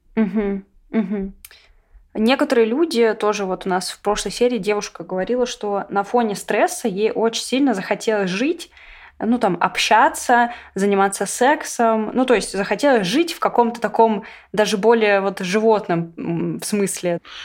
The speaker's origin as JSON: {"language": "Russian", "country": "Russia", "said": "я россиянка"}